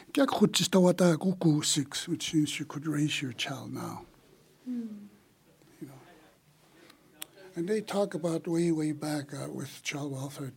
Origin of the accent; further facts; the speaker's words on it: Siksika, Alberta, Canada; moved away as an adult; now in Calgary, Canada; I'm from Siksika, but I've been in the city almost 39 years.